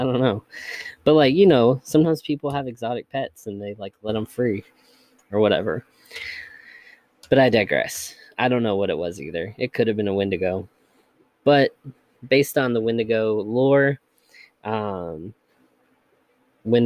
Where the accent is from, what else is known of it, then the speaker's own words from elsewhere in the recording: United States; accent: Georgia-Kentucky hybrid; also born or lived in Georgia / Kentucky; a Georgia-Kentucky hybrid, whatever my accent is